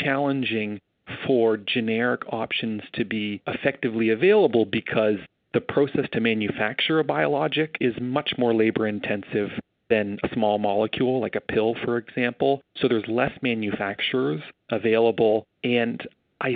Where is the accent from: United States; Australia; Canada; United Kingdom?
Canada; as a Canadian